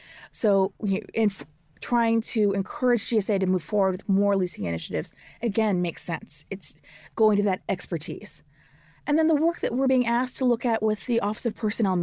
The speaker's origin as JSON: {"language": "English", "town": "St. Louis", "region": "Missouri", "country": "United States", "tie": "born or raised there", "said": "So I'm a Missourian. I grew up in St. Louis, and President Truman's from Missouri."}